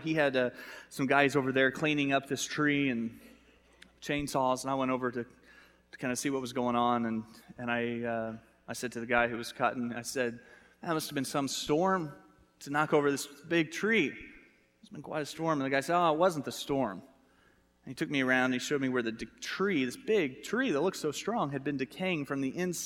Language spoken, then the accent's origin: English; United States; accent: American; my American accent